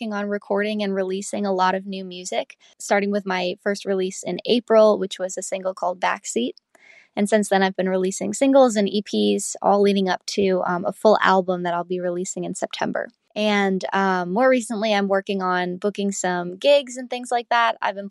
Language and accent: English; upstate New York, United States; now in Nashville, United States; I'm a singer-songwriter originally from upstate New York, currently based in Nashville. I've been in Nashville for about 3 years now. I've been going to Belmont University, where I study songwriting and music business.